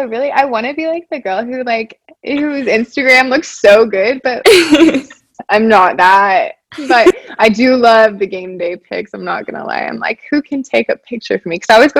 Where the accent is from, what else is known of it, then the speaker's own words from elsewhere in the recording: Windsor, Colorado, United States; now in Florida, United States; I grew up just outside of Fort Collins, Colorado. I actually grew up on a farm